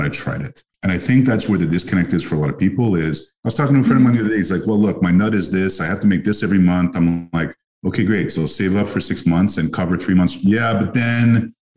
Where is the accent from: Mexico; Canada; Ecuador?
Canada; Montreal, Quebec; I grew up in Montreal, which is a city of immigrants